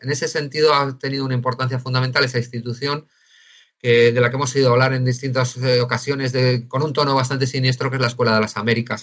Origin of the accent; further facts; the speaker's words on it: Spain; somos españoles